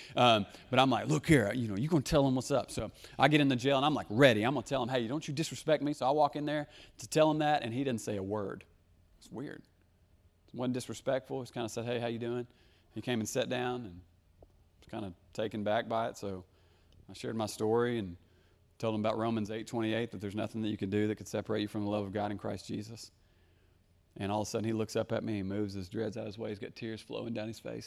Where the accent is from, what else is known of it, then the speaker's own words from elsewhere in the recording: Conway, Arkansas, United States; also born or lived in central Wisconsin; I grew up in Conway as a young person